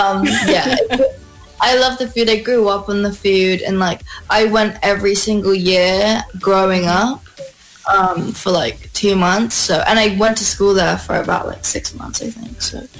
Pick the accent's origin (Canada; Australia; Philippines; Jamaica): Philippines; Both my parents are from Philippines. My dad's from Marinduque